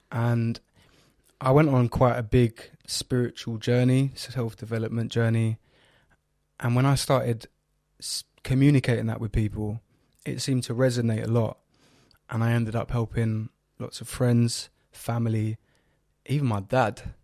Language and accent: English; London, United Kingdom; I'm from North East London